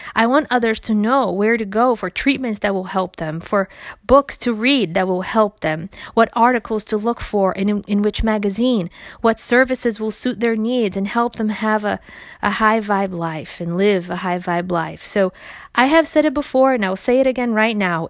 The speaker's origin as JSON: {"language": "English", "country": "Brazil", "tie": "born or raised there", "moved": "yes", "said": "As a child growing up in Brazil"}